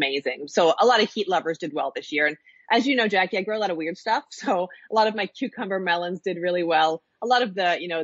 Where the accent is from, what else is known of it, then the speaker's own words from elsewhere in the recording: Nova Scotia, Canada; I grew up in Nova Scotia. Yeah, my family lives here